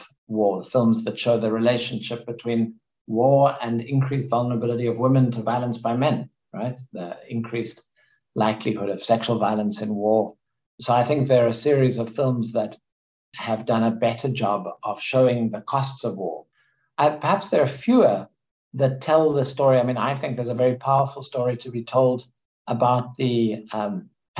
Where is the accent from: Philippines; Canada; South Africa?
South Africa; moved away as an adult; also born or lived in United States; I grew up in South Africa. I spent most of my 20s and 30s in the US